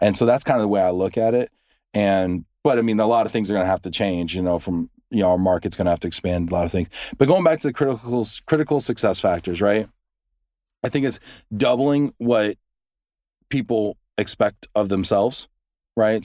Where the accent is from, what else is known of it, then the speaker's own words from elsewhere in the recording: United States; we have short memories over in the, in the U S